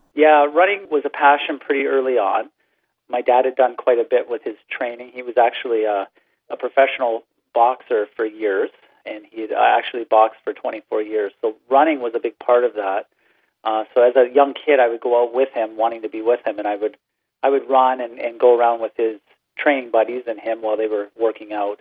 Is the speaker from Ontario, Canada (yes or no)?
yes; Brantford, Ontario, Canada; moved away as an adult; also born or lived in Michigan; I, I grew up in Brantford, Ontario